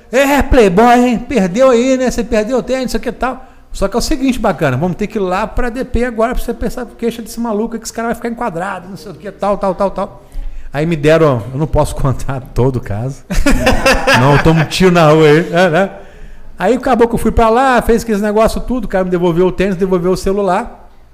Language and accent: Portuguese; interior of Rio de Janeiro, Brazil; sou do interior do Rio